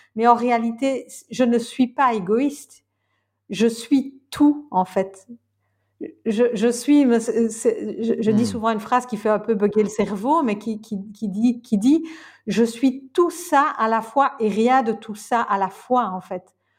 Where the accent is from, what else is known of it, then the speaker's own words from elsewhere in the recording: Belgium; je suis belge